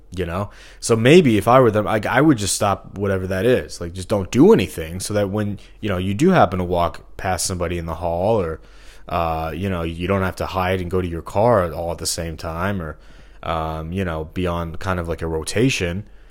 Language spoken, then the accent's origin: English; Missouri, United States; moved away as an adult; I'm from Missouri. You know, I haven't lived here since twenty fifteen. But, um, it's just like for the first, what, twenty-three years of my life I was here.